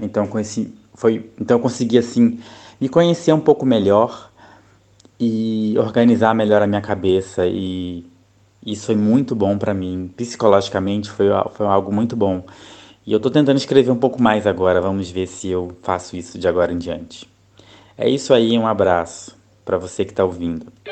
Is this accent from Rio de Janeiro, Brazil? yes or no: yes; Rio de Janeiro, Brazil; moved away as an adult; now in Thailand; eu sou do Rio de Janeiro, né? do estado do Rio de Janeiro, mas atualmente eu moro na Tailândia